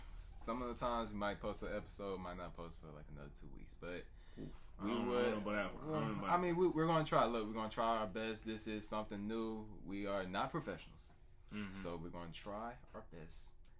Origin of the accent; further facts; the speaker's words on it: Atlanta, Georgia, United States; To be specific, though, we from East Atlanta.